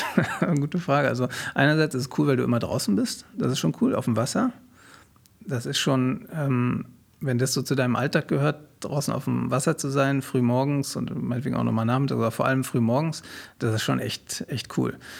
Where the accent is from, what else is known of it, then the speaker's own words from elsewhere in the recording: Berlin, Germany; also born or lived in Wilmersdorf, Berlin; ich bin in, in Wilmersdorf geboren und ja. dann bin ich in äh, Zehlendorf aufgewachsen